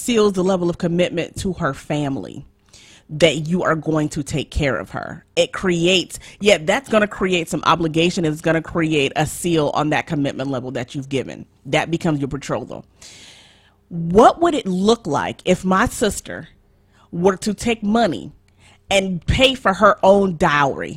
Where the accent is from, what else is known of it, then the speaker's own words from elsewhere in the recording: Nigeria; I'm Nigerian